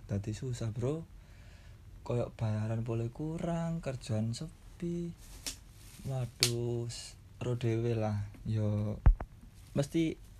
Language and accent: Indonesian; Surabaya, East Java, Indonesia; aku asli Surabaya